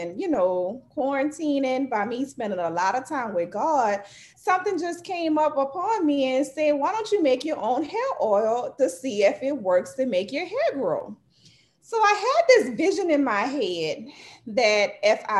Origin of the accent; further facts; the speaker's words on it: New Orleans, Louisiana, United States; now in Slidell, United States; I am from New Orleans, Louisiana. I live in Slidell, Louisiana.